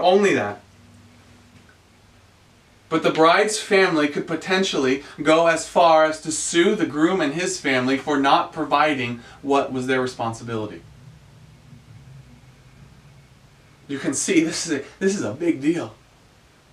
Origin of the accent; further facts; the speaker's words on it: the South, United States; I'm a Southerner. I grew up saying ma'am.